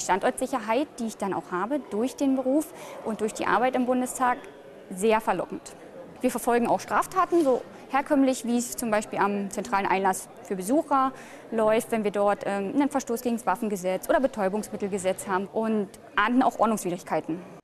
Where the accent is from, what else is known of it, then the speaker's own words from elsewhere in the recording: Brandenburg, Germany; ich komme aus Brandenburg